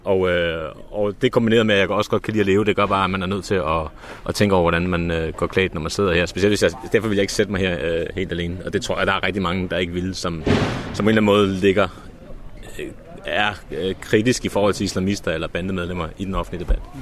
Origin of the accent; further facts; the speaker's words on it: Copenhagen, Capital Region of Denmark, Denmark; da jeg voksede op på Nørrebro.